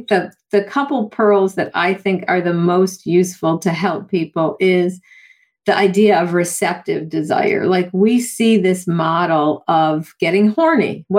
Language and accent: English; Buffalo, New York, United States; I grew up in Buffalo, New York with the snow